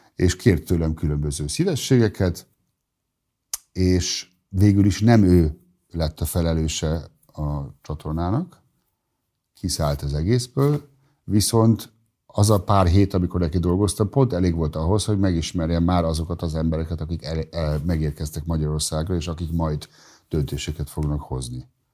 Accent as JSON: {"language": "Hungarian", "country": "Germany", "tie": "born or raised there", "first_language": "German", "second_language": "Hungarian", "moved": "as an adult", "lives_now": "Hungary", "said": "Én ugye az R T L jól ismertem, hiszen Németországban ezen nőttem fel"}